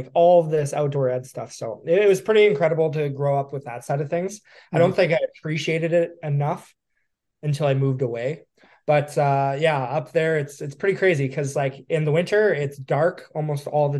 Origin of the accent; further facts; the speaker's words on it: Yukon, Canada; moved away as an adult; I was born and raised in the Yukon. I was there until I was 18